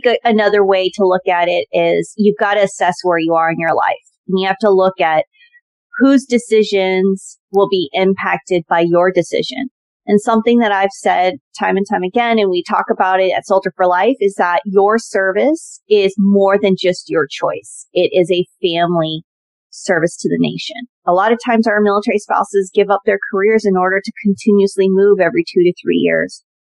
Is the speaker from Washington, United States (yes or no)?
yes; Puyallup, Washington, United States; now in Washington DC-Baltimore Area, United States; So I grew up in Puyallup, Washington. For those that have ever been stationed at Joint Base Lewis-McChord, and then if you're kind of older generation, you would know it as Fort Lewis. It's actually just outside of that area in the suburbs, if you want to say.